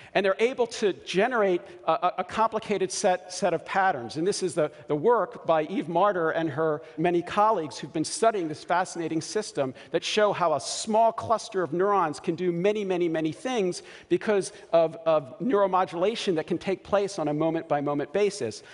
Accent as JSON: {"language": "English", "town": "Baltimore", "region": "Maryland", "country": "United States", "tie": "born or raised there", "said": "I grew up in Baltimore and I chew crabs very, very well"}